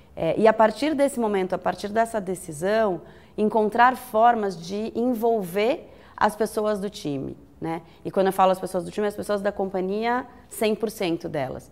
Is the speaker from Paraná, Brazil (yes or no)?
no; São Paulo, Brazil; eu sou paulistana